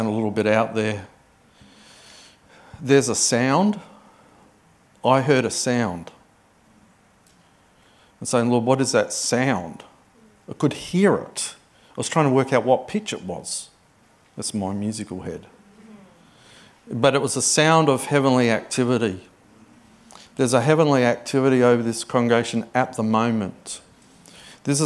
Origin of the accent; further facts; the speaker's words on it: Adelaide, South Australia, Australia; moved away as an adult; now in Sydney, Australia; it's wonderful to be in Adelaide. Adelaide's my hometown.